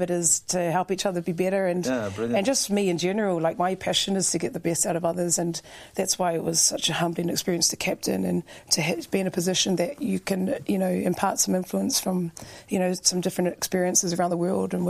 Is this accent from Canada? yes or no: no; New Zealand; moved away as an adult; now in Dublin, Ireland; Growing up in New Zealand